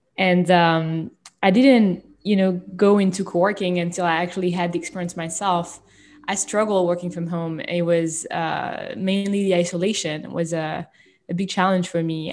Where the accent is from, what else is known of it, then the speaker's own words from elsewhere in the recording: France; moved away; I was born and raised in France